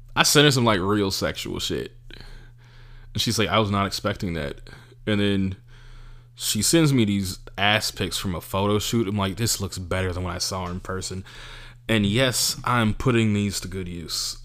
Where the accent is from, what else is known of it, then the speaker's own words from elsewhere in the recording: California, United States; I'm from California. I'm from America.